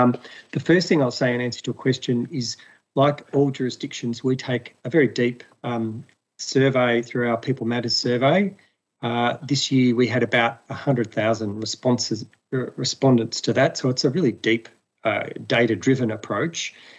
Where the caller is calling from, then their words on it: Melbourne, Victoria, Australia; I'm coming from Wurundjeri country of the people of the Kulin Nation in Melbourne.